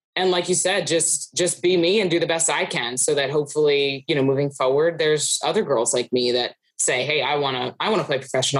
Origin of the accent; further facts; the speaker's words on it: Philadelphia, Pennsylvania, United States; I grew up in the Philadelphia area where hockey wasn't really huge